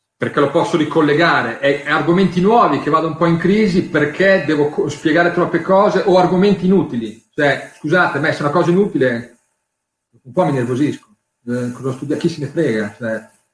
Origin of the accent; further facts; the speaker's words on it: Emilia-Romagna, Italy; io sono romagnolo